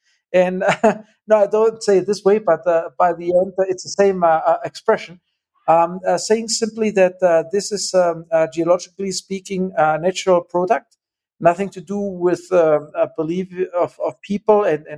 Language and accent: English; Germany; moved away; I was born and I grew up in Germany